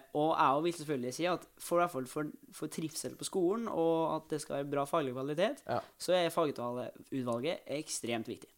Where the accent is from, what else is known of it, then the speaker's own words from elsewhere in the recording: Trondheim, Trøndelag, Norway; jeg er jo fra Trondheim